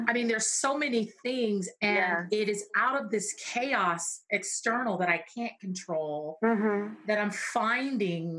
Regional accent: New York City, New York, United States; I grew up in Brooklyn, New York

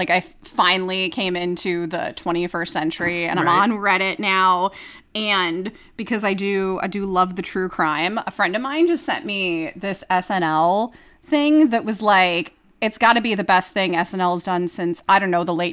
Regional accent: the South, United States; moved away; the couple areas of the South that I grew up

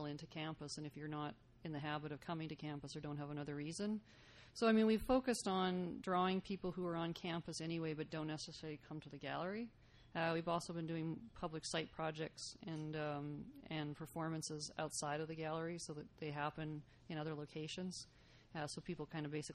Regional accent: Saskatoon, Saskatchewan, Canada; now in Lethbridge, Canada; I grew up in Saskatoon

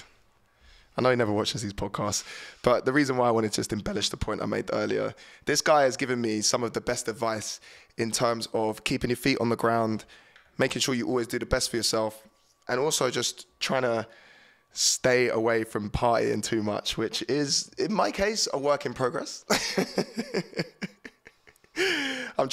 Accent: Horsham, South East England, United Kingdom; the town that I grew up in Horsham Town

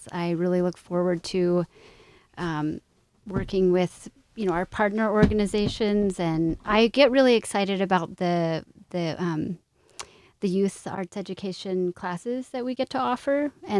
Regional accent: Utah, United States; moved away as an adult; also born or lived in Connecticut / Florida; I grew up in Utah and then went to school on the East Coast

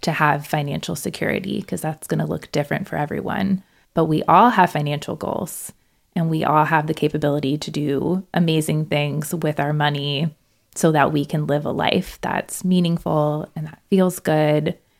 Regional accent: Central Florida, United States; moved away as an adult; also born or lived in Gainesville, Florida; now in Madison, United States; I am from Florida. I grew up in the Central Florida area

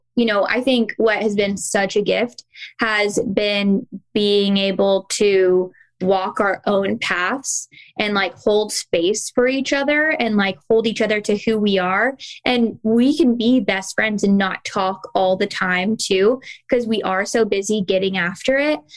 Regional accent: Kentucky, United States; also born or lived in the West; now in North Carolina, United States; I grew up in the South

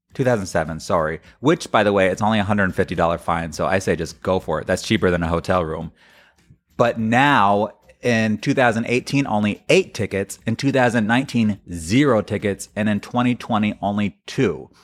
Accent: Florida, United States; I come from Florida

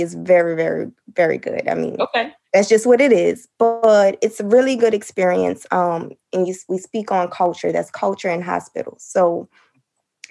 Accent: New Orleans, Louisiana, United States; I'm from New Orleans

